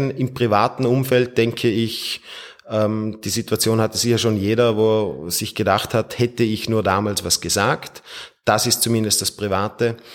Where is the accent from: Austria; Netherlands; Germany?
Austria; Feldkirch, Vorarlberg; Geboren bin ich in Feldkirch und ich wohne auch in meiner Heimatstadt in Feldkirch.